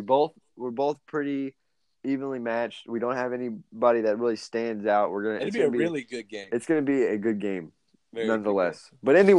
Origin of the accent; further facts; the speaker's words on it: Louisville, Kentucky, United States; But yeah, so signing off … from Louisville, Kentucky.